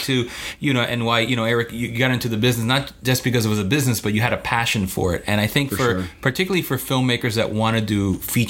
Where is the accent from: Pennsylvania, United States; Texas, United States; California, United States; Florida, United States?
Florida, United States; Miami; because we're from Miami